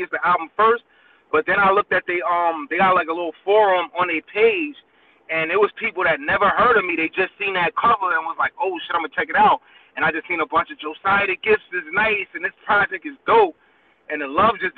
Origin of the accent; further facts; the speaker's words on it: New York City, New York, United States; now in New Jersey, United States; I was born and partially raised in Brooklyn, New York, Flatbush to be exact